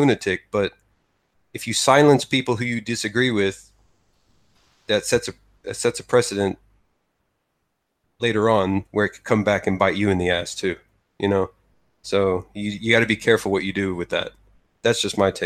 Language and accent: English; United States; moved away as an adult; also born or lived in Texas; now in Japan; as an American